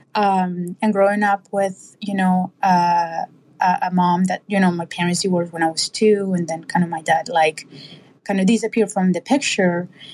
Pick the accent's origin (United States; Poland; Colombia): Colombia; moved away; I grew up in in Colombia.